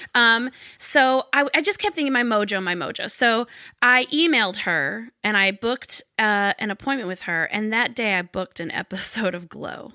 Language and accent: English; Arkansas, United States; I grew up in Arkansas